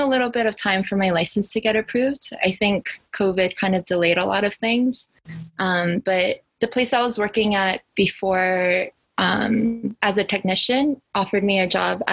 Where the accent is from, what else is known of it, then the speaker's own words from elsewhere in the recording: Maryland, United States; now in Pennsylvania, United States; I am someone from Maryland who came to PA because God led me here